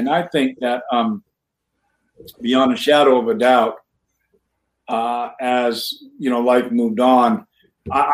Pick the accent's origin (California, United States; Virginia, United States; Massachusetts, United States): Massachusetts, United States; New Bedford; growing up in New Bedford.